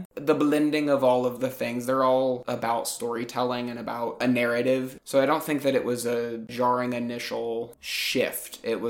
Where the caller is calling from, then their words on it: New York City, New York, United States; I'm calling from New York City.